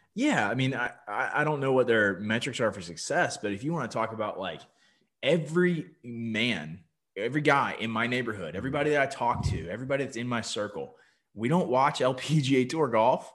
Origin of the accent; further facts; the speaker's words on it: Myrtle Beach, South Carolina, United States; I'm from Myrtle Beach